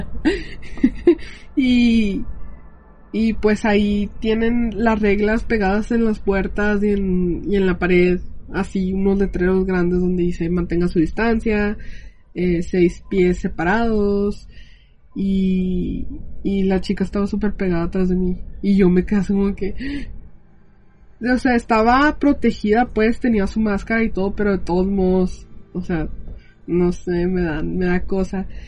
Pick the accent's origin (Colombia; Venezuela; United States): United States; yo soy americana